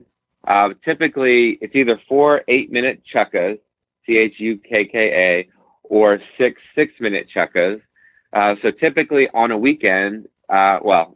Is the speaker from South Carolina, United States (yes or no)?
no; Central Pennsylvania, United States; I'm from Central Pennsylvania. My mother bred warm blood